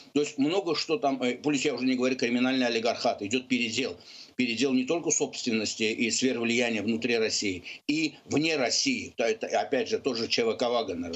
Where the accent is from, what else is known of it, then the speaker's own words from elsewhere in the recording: Azerbaijan; now in United States; я выше, выходец из Азербайджана Азербайджана